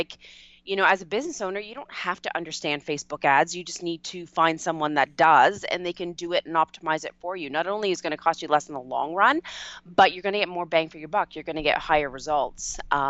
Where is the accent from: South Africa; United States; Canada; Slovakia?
Canada; A lot of people don't realize I'm Canadian